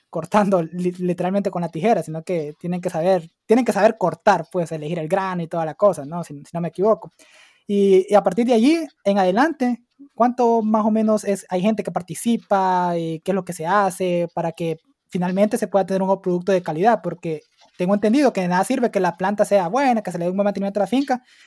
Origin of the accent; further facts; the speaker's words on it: Santa Rosa, Santa Bárbara, Honduras; yo soy de Santa Bárbara y soy de Santa Rosa Santa Bárbara